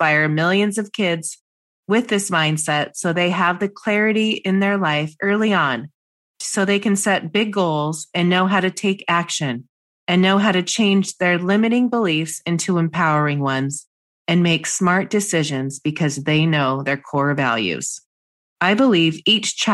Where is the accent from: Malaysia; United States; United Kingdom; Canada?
United States; Seattle, Washington; I grew up in Seattle in Washington State